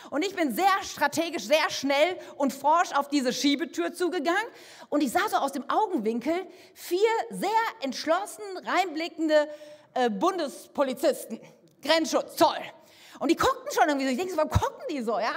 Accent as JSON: {"language": "German", "region": "Canary Islands", "country": "Spain", "said": "ich komme aus Fuerteventura. Was soll denn um alles in der Welt in meinem Koffer sein? Sand, Geröll, Schutt, was anderes gibt es auf dieser Insel überhaupt nicht."}